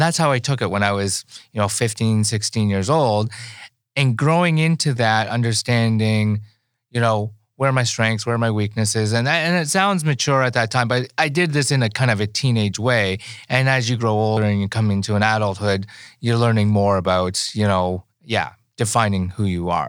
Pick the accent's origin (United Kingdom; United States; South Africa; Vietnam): Vietnam; born there; Okay, well, I was born in Vietnam and I was an orphan